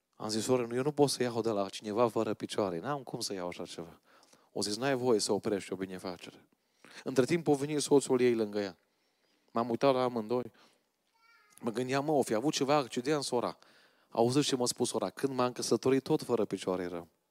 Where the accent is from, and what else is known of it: Romania